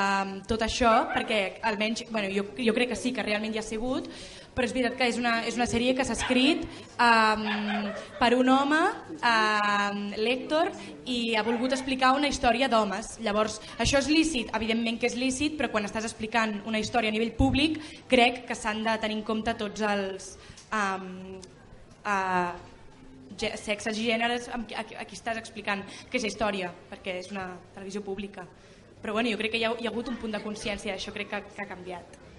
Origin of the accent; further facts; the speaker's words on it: Vilafranca del Penedès, Catalonia, Spain; som de Vilafranca del Penedès